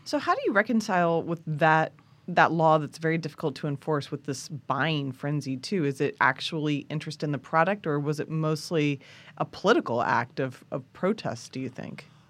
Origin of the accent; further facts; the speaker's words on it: Kansas, United States; I grew up with guns in Kansas